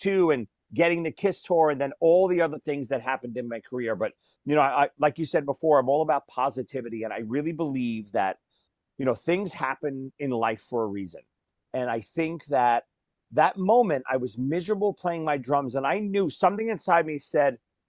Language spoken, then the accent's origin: English; New York, United States; I grew up in New York